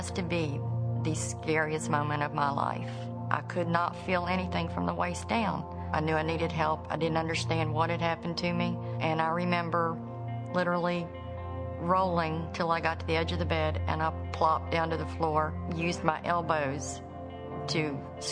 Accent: West Virginia, United States; I grew up in West Virginia with a large family.

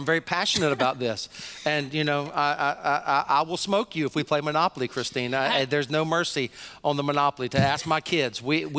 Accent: Deep South, United States; Even I was raised in the Deep South, so I drank a lot of sweet tea.

